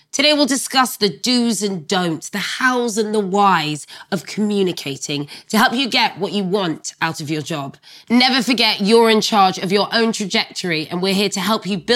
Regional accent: London, United Kingdom; also born or lived in France; French Sagittarian. And I'm from Brixton.

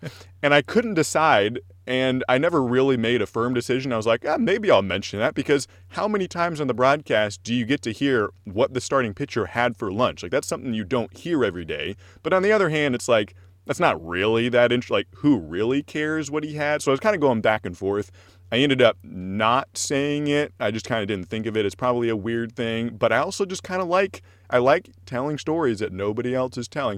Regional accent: Corvallis, Oregon, United States; I'm from Corvallis, and so I knew about Oregon State

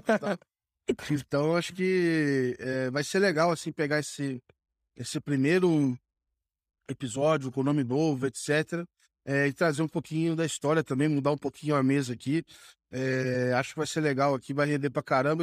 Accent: Rio de Janeiro, Brazil; moved away as an adult; also born or lived in São Paulo; eu sou do, do Rio, cara. Eu comecei estudando no Rio

